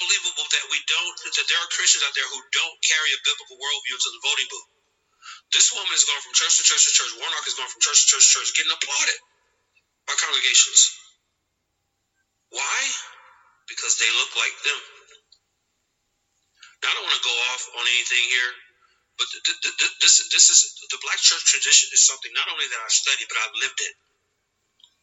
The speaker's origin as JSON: {"language": "English", "region": "Georgia", "country": "United States", "said": "my home state of Georgia"}